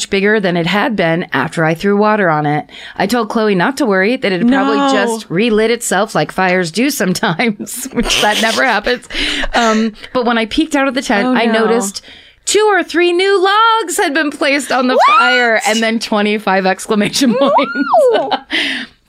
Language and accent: English; New England, United States; Don't worry, I'm from New England. Everything is wet and I wasn't worried about wildfires.